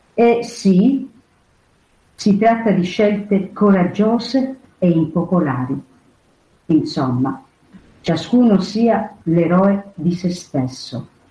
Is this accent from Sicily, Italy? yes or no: yes; Sicily, Italy; Io sono siciliana